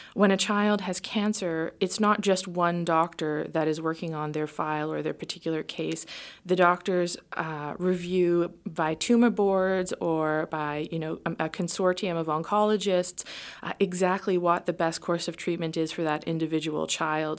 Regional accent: Canada; moved away; we're a Canadian family

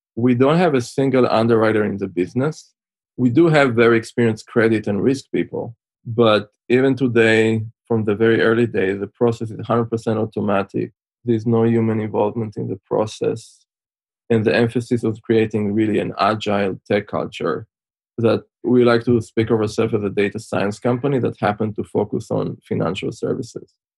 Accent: Israel; moved away as an adult; also born or lived in Switzerland; now in United States; as you can tell by my accent, I'm originally from Israel. Spent most of my childhood there, although I spent some time in Switzerland in a boarding school. And then in 2004, moved to the US

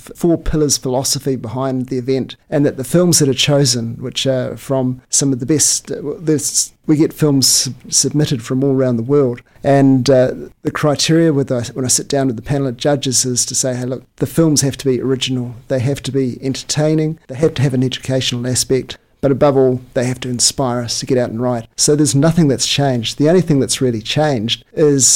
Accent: Taupo, Waikato, New Zealand; my hometown of Taupo in New Zealand

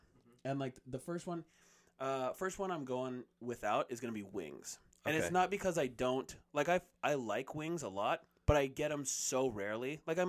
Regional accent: United States; I'm an American. I pay taxes.

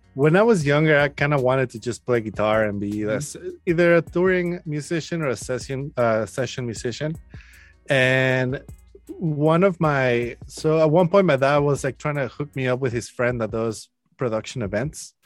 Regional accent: Mexico City, Mexico; now in Austin, United States; I'm from Mexico City. Um, I live in Austin, Texas now

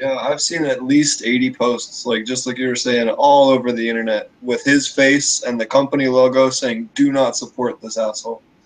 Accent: Pennsylvania, United States; moved away; Pennsylvania, my home my home state where I grew up uh, originally

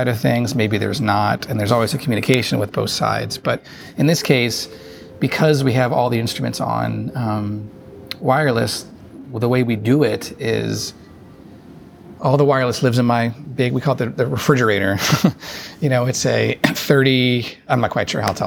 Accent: Cincinnati, Ohio, United States; I'm from Cincinnati, Ohio

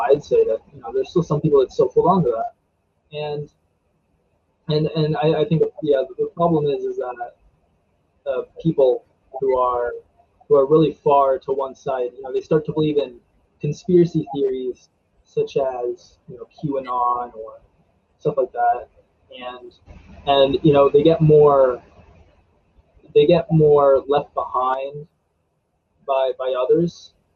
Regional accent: Frostburg, Maryland, United States; also born or lived in Silver Spring, Maryland; I was born in Silver Spring, Maryland, um, and then we moved to uh, Allegheny County

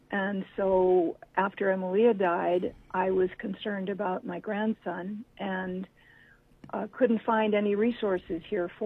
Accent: Honolulu, Hawaii, United States; now in Maui, United States; I grew up in Honolulu, and we moved to Maui in the early 70s.

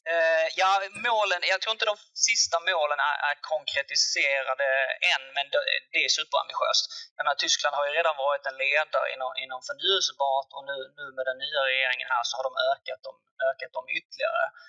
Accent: Malmö, Skåne, Sweden; accent: Scanian; also born or lived in Lund; jag är född och uppvuxen i, i Malmöregionen som kanske hörs på, hörs på dialekten.

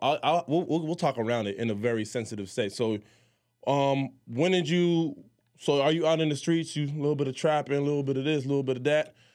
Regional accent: Miami, Florida, United States; also born or lived in Jamaica; I was born in Jamaica, I was moved to Miami

